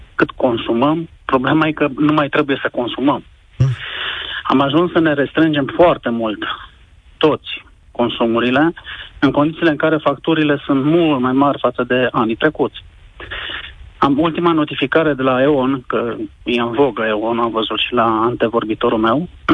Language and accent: Romanian; Sibiu, Sibiu County, Romania; eu vă sunt din Sibiu